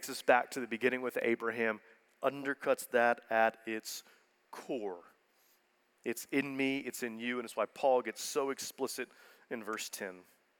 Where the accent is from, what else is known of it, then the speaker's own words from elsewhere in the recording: Houston, Texas, United States; I'm from Houston. So as a good Houstonian, I was born and bred to hate all things Dallas